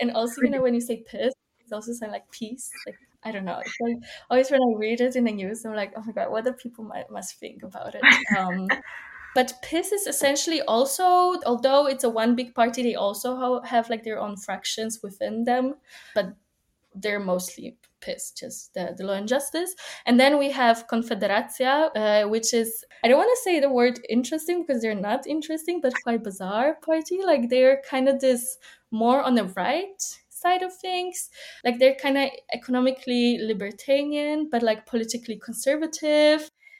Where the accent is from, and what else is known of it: Poland; born or raised there